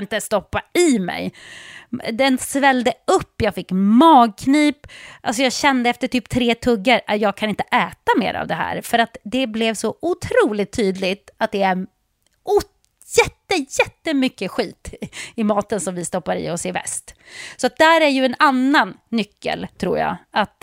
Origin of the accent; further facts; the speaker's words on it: Sweden; hemma i Sverige